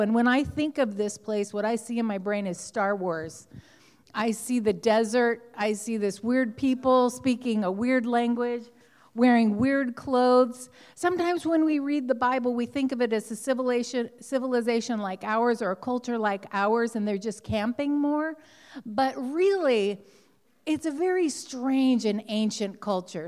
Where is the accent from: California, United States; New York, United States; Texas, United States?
California, United States; Southern; I grew up in Southern California